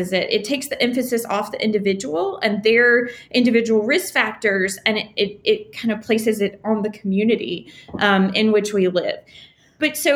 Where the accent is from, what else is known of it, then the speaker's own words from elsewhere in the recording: the South, United States; now in New Orleans, United States; I'm from the South.